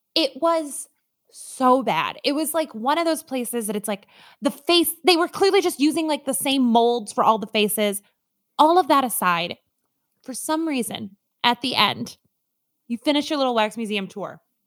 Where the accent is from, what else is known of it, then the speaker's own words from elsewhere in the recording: Minnesota, United States; I am from Minnesota.